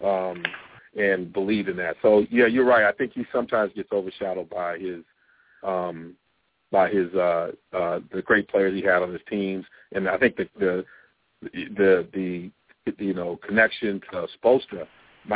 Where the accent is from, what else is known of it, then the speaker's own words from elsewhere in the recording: Ann Arbor, Michigan, United States; I'm from Michigan, from Ann Arbor